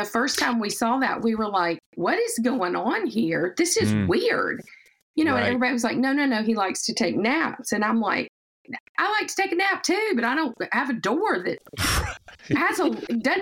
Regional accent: the South, United States; accent: Southern; moved away; accent, we're from the South.

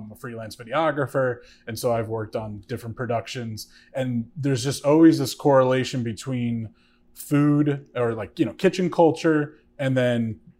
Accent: Bergen County, New Jersey, United States; also born or lived in Hoboken; now in Jersey City, United States; Now, having grown up in Jersey City, see, I've only lived here for a little over 2 years, lived in Hoboken right before then, but I grew up in Bergen County

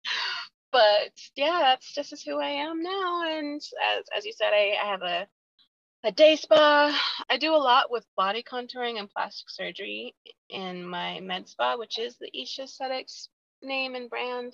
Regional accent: Utah, United States; I grew up here in Utah. I've been here since I was 4 years old

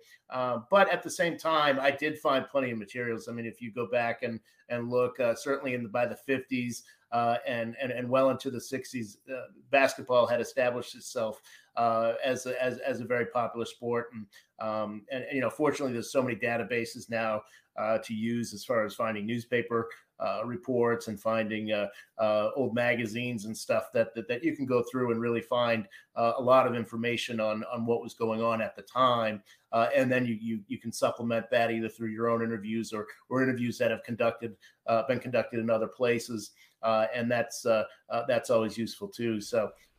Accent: Boston, Massachusetts, United States; I grew up in Boston

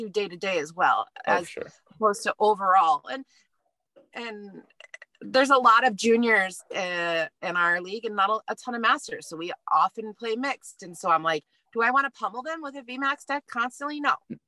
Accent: United States; also born or lived in Northern Alberta, Canada; now in Alberta, Canada; I'm American

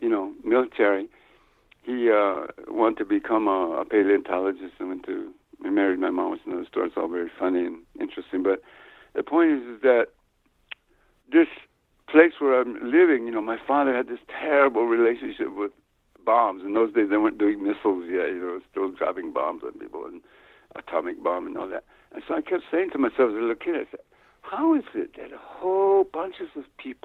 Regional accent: New Mexico, United States; also born or lived in Ohio; I grew up in New Mexico on an Indian reservation here

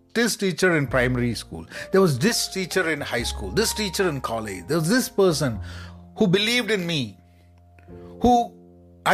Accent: Kozhikode, Kerala, India; I was at a teacher's training institute in my hometown in Calicut

